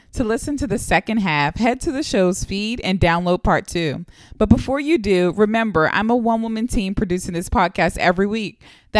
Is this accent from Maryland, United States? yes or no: yes; Baltimore, Maryland, United States; we're from Baltimore City.